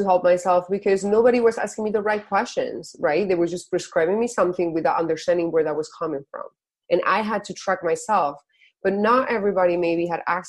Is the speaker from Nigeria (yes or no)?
no; Spain; moved away; I'm originally from Spain